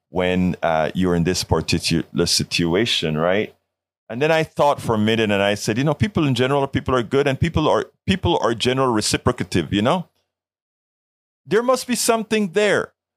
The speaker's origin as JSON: {"language": "English", "region": "Colón", "country": "Panama", "moved": "yes", "lives_now": "United States", "said": "I'm from Panama, Central America."}